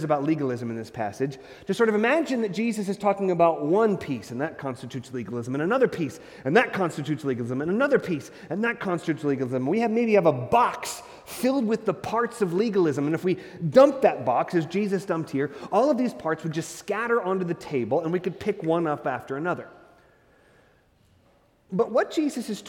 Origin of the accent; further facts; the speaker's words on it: Hastings, Nebraska, United States; moved away; I was from Hastings, not a really big town in the state of Nebraska